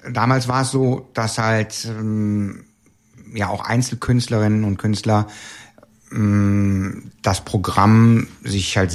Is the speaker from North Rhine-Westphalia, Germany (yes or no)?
yes; Cologne, North Rhine-Westphalia, Germany; born there; ähm, ich bin zwar in Köln geboren, aber ähm, mein Kölsch selber ist jetzt nicht das Perfekte.